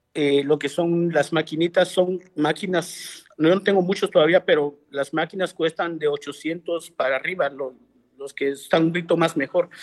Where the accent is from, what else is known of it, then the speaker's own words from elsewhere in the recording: Guatemala; moved away as an adult; now in Los Angeles, United States; soy de Guatemala. nosotros, pues allá donde, donde yo vengo, se puede decir, nosotros le decimos aldea